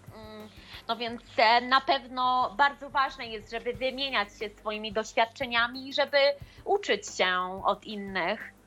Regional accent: Poland; urodziłam się w bardzo małej miejscowości

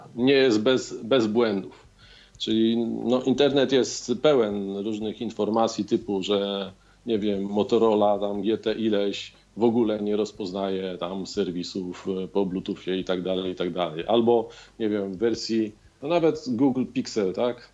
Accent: Warsaw, Masovian Voivodeship, Poland; w Warszawie, skąd jestem

